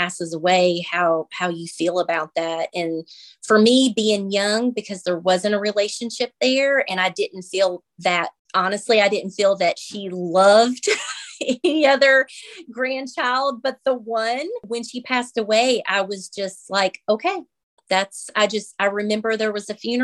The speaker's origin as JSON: {"language": "English", "region": "North Carolina", "country": "United States", "said": "I'm 46. I'm from North Carolina."}